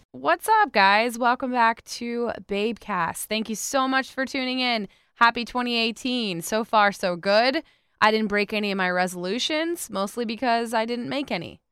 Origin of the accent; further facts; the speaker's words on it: West Palm Beach, Florida, United States; West Palm Beach